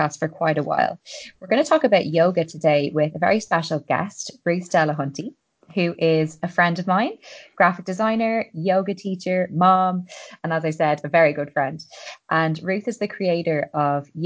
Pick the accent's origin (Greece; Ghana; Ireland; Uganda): Ireland; I'm an Irish girl